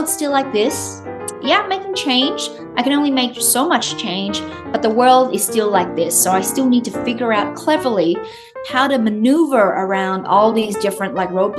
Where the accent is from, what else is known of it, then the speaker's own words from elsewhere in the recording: Australia; accent: Australian; I'll go back into my Australian accent